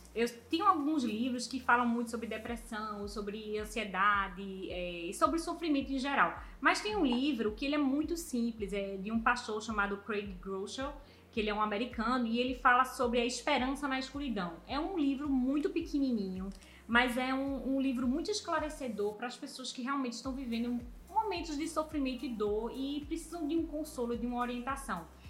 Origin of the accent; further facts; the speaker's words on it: Brazil; nós que somos brasileiros